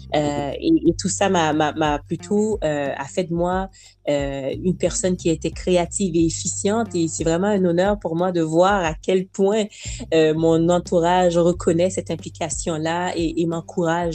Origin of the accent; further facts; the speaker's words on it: Montreal, Quebec, Canada; also born or lived in Haiti; Je suis originaire d'Haïti. On est mhm. arrivé à Montréal, donc euh, Québec, j'avais à peu près six ans